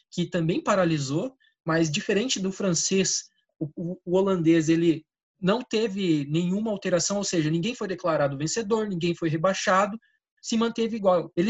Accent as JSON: {"language": "Portuguese", "country": "Portugal", "said": "Olha, eu sou português, né, cara?"}